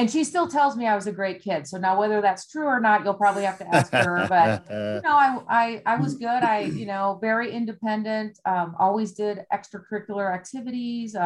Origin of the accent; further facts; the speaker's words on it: Wisconsin, United States; moved away; I grew up in Wisconsin